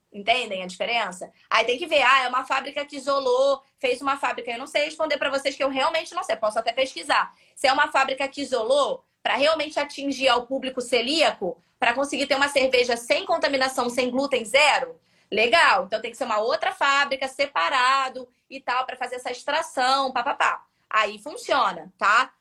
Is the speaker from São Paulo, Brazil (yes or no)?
no; Rio de Janeiro, Brazil; accent: carioca; eu sou carioca, tá? Carioca tem algumas gírias.